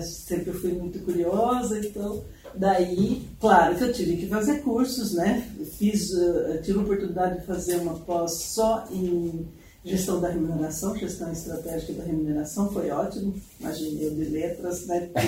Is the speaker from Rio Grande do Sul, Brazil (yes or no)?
no; São Paulo, Brazil; moved away as an adult; now in Curitiba, Brazil; Eu sou paulista, né? Uhum. Então, sou do, do interior